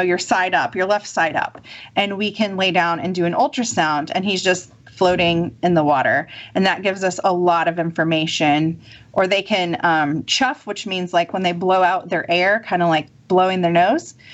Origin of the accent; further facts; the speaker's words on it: Kansas, United States; now in Mississippi, United States; I'm from Kansas, which is about as landlocked as you can get.